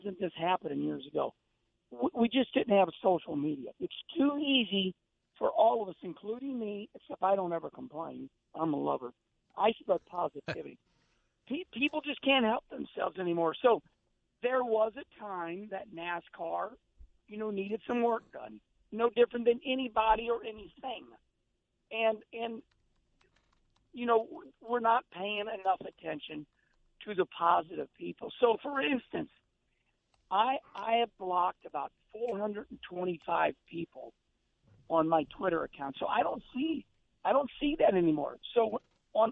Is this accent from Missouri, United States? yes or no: yes; Arnold, Missouri, United States; when I grew up as a kid, I always told everybody I grew up in Arnold, Missouri